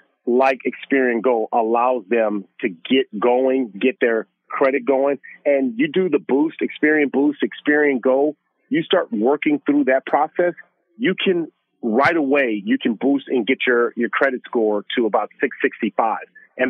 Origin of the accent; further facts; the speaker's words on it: Los Angeles, California, United States; for me growing up in South Central Los Angeles, Super Bowl here in LA, just down the street from where I grew up